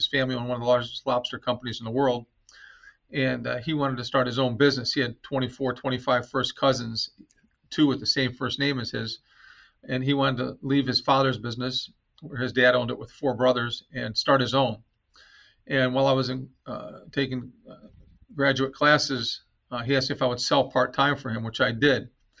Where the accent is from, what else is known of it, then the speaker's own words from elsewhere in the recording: Lorain, Ohio, United States; I grew up in Lorain, Ohio, which is about 30 miles west of Cleveland, industrial town. Four siblings, come from a Lebanese family.